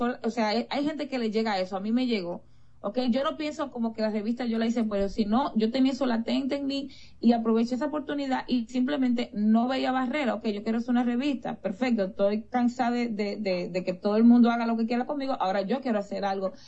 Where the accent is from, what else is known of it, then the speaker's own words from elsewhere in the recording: Dominican Republic; yo soy dominicana